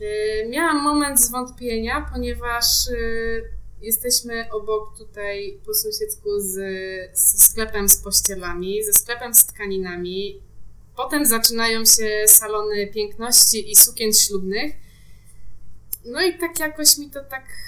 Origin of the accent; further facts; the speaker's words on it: Bydgoszcz, Kuyavian-Pomeranian Voivodeship, Poland; moved away as an adult; now in Warsaw, Poland; Ja pochodzę z Bydgoszczy